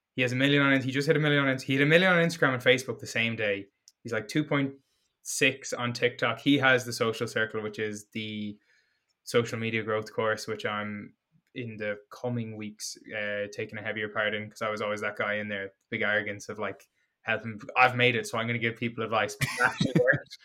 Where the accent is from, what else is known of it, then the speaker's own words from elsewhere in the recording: Galway, Connacht, Ireland; my hometown Galway